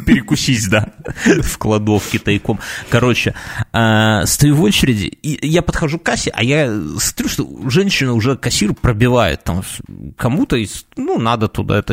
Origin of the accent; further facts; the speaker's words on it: Belarus; мы из Беларуси